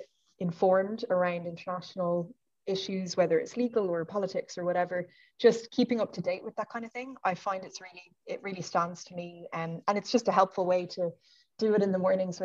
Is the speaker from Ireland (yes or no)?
yes; Dublin, Leinster, Ireland; I'm from Dublin